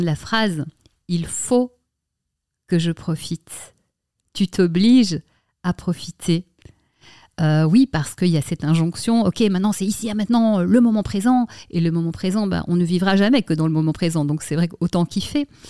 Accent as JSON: {"language": "French", "town": "Brussels", "region": "Brussels-Capital Region", "country": "Belgium", "tie": "born or raised there", "moved": "as an adult", "lives_now": "Paris, France", "said": "j'ai grandi à Bruxelles"}